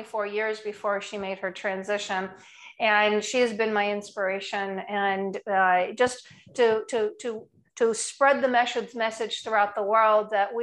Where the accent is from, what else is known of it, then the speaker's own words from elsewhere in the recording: New Jersey, United States; now in Annapolis, United States; I'm originally from New Jersey